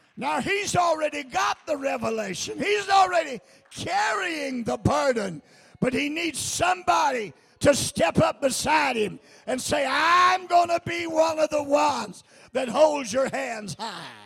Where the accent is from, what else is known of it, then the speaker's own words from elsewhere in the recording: United States; I'm an American